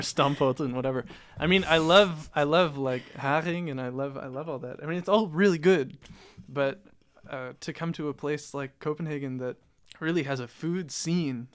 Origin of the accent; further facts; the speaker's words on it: Toronto, Ontario, Canada; moved away as an adult; also born or lived in Amsterdam; I grew up in Toronto, and Toronto is one of the most multicultural cities in the world.